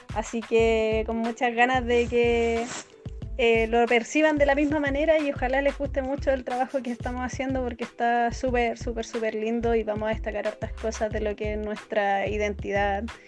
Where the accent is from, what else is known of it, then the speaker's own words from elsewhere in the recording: Araucanía, Chile; nosotros somos de la Araucanía